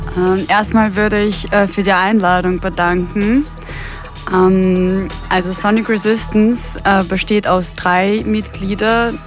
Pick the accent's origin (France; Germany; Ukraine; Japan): Ukraine; German is a second language; moved away as an adult; also born or lived in Austria; now in Vienna, Austria; Wir sind alle aus der Ukraine und kommen, also kommen ursprünglich von dort, wohnen aber alle schon äh, seit vier Jahren in Österreich